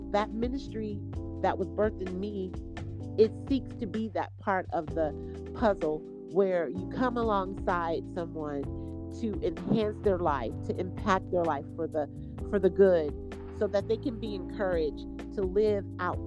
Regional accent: Indianapolis, Indiana, United States; also born or lived in Michigan; I'm from Indianapolis, Indiana. I was born in Michigan, but raised in Indianapolis

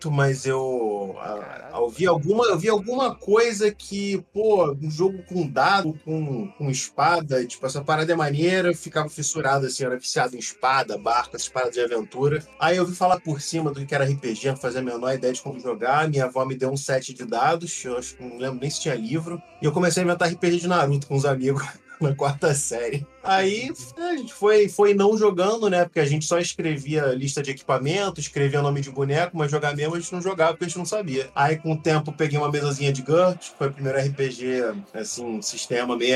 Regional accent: Rio de Janeiro, Brazil; Sou do, sou do Rio de Janeiro, moro em Jacarepaguá

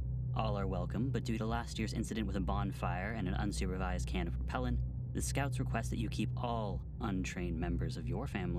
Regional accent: Washington, United States; So for our last myth, we wanted to do something from the town, but I grew up in Washington. I wasn't raised on the stories of the town or the beliefs here.

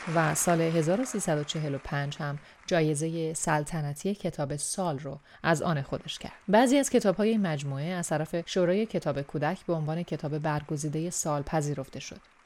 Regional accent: Iran; moved away as an adult; چند سالی هست که به دور از خاکی که درش به دنیا اومدم زندگی میکنم

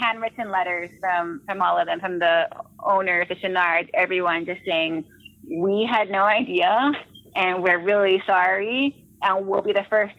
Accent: Hawaii, United States; I grew up in Hawaii

